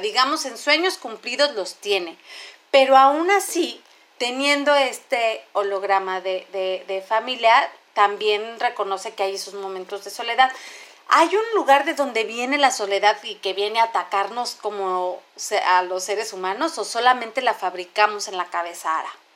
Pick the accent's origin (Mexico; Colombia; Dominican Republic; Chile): Mexico; como mexicanos